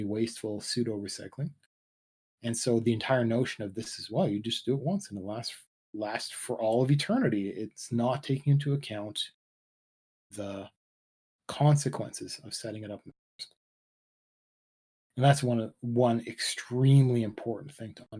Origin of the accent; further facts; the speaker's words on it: Canada; I'm Canadian.